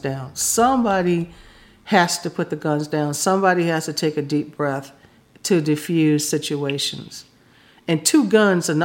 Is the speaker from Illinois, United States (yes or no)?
yes; Chicago, Illinois, United States; moved away; also born or lived in Florida; when I was a kid, I came from Chicago